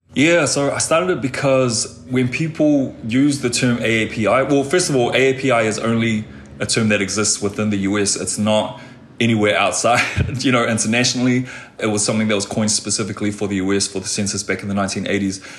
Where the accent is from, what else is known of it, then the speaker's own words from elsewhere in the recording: New Zealand; moved away; coming from Aotearoa, New Zealand, and I was born and raised in Pacific communities